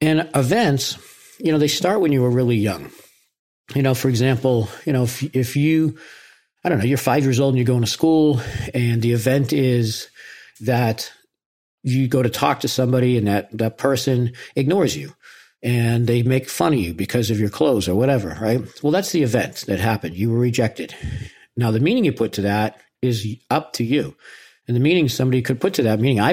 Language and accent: English; Boston, Massachusetts, United States; I'm from Boston